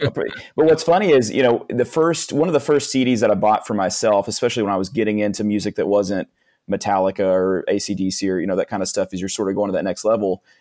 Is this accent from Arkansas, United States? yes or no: yes; Northeast Arkansas, United States; what I was raised on in Northeast Arkansas